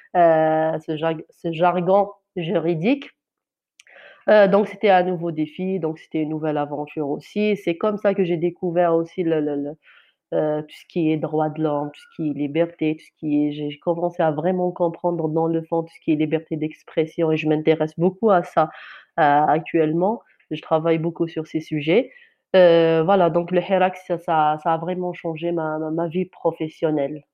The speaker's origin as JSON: {"language": "French", "region": "Kabylie", "country": "Algeria", "first_language": "Kabyle", "second_language": "French", "said": "ma langue maternelle, c'est amazir, c'est de kabyle, algérien"}